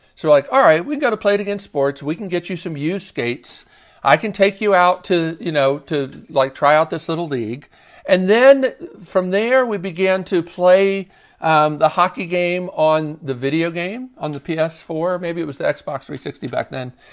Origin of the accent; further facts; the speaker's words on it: Baltimore, Maryland, United States; moved away as an adult; now in Nashville, United States; I did go one time in middle school, growing up in Baltimore.